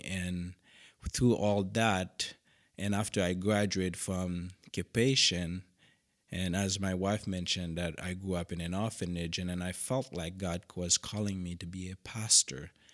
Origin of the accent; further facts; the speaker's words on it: Cap-Haïtien, Haiti; English is a second language; moved away as an adult; now in Western Washington, United States; originally I grew up in Haiti